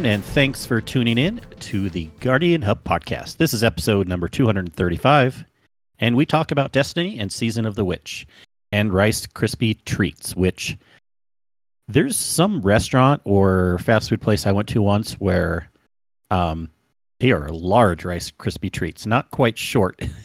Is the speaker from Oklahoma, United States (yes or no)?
no; California, United States; now in Utah, United States; I grew up in California. I loved that place